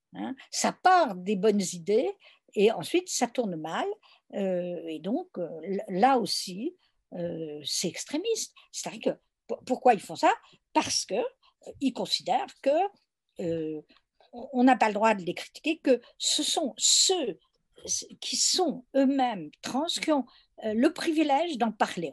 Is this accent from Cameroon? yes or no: no; France; je suis française